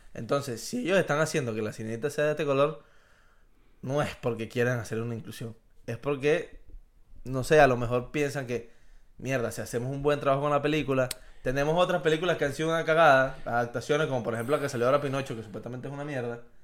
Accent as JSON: {"language": "Spanish", "country": "Venezuela", "said": "número uno somos latinos y número dos somos venezolanos"}